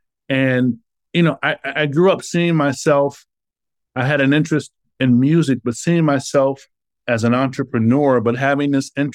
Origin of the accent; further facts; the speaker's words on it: Indianapolis, Indiana, United States; Yeah, the great Manual on the South Side. I actually went to junior high and high school on the South Side.